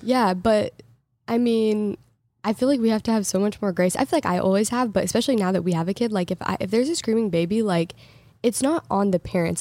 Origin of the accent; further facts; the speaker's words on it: Portland, Oregon, United States; moved away as an adult; also born or lived in Los Angeles / Texas; now in Michigan, United States; I grew up in Portland and it was gray, like, every single day, but I was also in high school